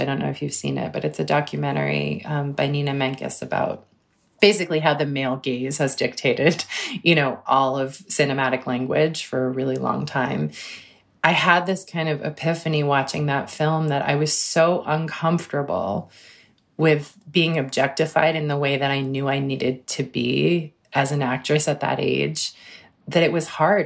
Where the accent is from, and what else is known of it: Cambridge, Massachusetts, United States; born or raised there